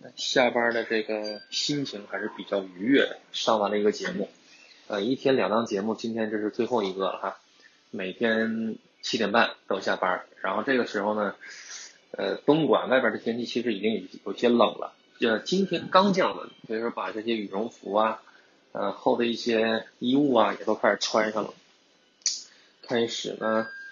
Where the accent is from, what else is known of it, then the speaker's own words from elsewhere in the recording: northern China, China; now in Guangdong, China; 本身我也是北方人